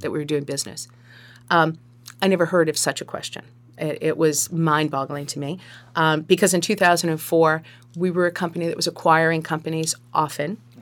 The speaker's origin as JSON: {"language": "English", "town": "Sharon", "region": "Massachusetts", "country": "United States", "tie": "born or raised there", "moved": "as an adult", "lives_now": "Marshfield, United States", "said": "I was born and raised in Sharon"}